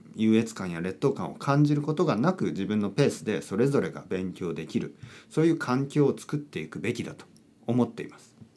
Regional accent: Japan; first language Japanese; 僕は日本人です。

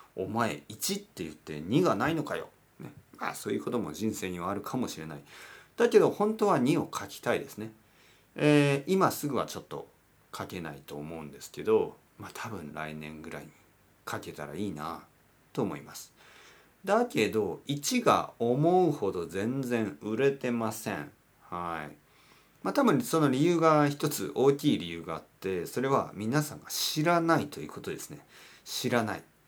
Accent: Kyushu, Oita, Japan; now in Tokyo, Japan; 僕の出身は九州の大分県です

